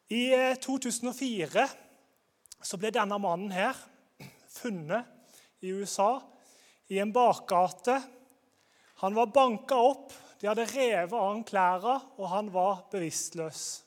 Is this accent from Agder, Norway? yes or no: yes; Grimstad, Agder, Norway; Jeg kommer fra Grimstad